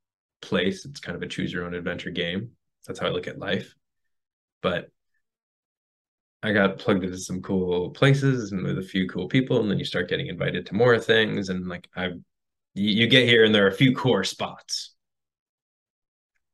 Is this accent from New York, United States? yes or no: yes; New York, United States; moved away; I'm from New York